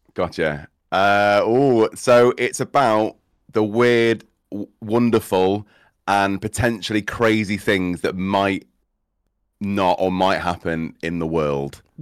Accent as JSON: {"language": "English", "area": "Cheshire", "region": "North West England", "country": "United Kingdom", "also_born_or_lived": "Midlands", "said": "I say I'm from Cheshire. I'll just go with Cheshire 'cause I was born here in the Midlands"}